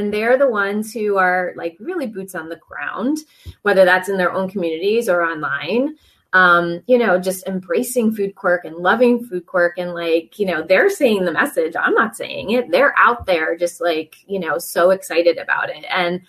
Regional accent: Rhode Island, United States; And so like, I'm from Rhode Island, you know, like I have to have my oysters

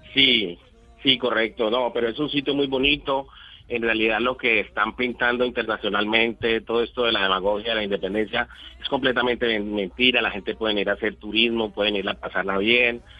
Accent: Colombia; moved away as an adult; also born or lived in Mexico; now in Barcelona, Spain; nosotros los colombianos cuando salimos de Colombia

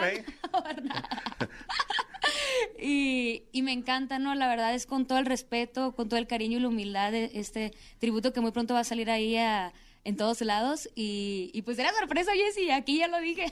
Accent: Culiacán, Sinaloa, Mexico; yo soy de Culiacán, Sinaloa

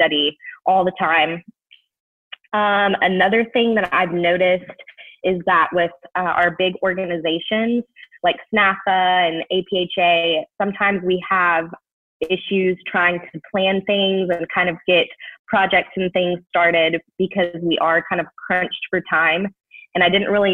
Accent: Knoxville, Tennessee, United States; my hometown of Knoxville

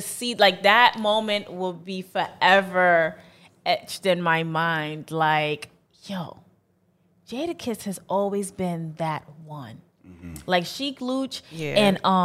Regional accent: New York City, New York, United States; I'm a girl from Brooklyn

